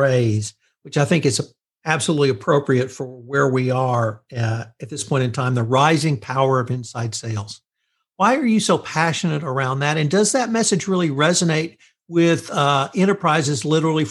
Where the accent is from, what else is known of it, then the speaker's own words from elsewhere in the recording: Texas, United States; I'm from Texas